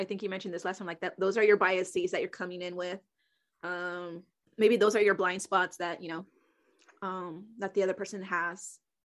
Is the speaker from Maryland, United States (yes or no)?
no; Houston, Texas, United States; moved away; I was from Houston.